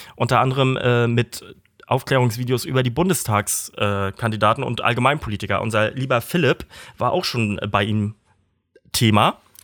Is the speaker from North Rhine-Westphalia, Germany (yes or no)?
no; Kiel, Schleswig-Holstein, Germany; ich dann weggezogen bin aus Emschenhagen, wo wir zusammen groß geworden sind